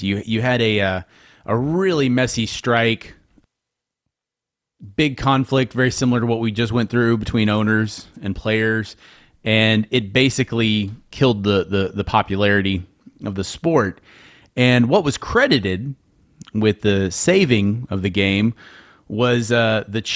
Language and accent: English; Houston, Texas, United States; I was from Houston